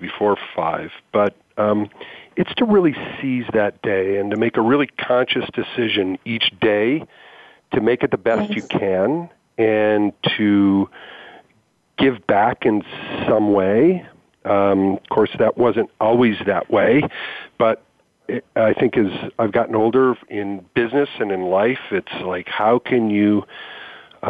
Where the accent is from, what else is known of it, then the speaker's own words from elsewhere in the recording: Michigan, United States; now in Portland, United States; I grew up in Michigan